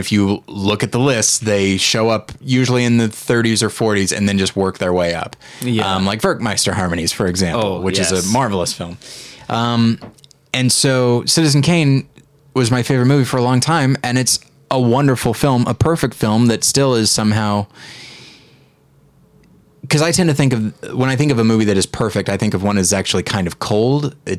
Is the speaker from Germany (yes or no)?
no; South Africa; I grew up. Yeah. Isn't that weird? And I worked hard to get rid of that accent, and this is where I arrived somehow.